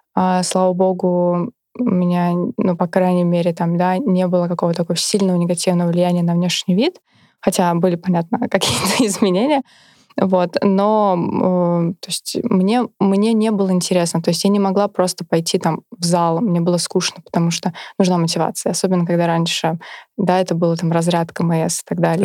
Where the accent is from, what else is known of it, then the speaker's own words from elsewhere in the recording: Kaluga, Kaluga Oblast, Russia; я сама вообще из Калуги, закончила там школу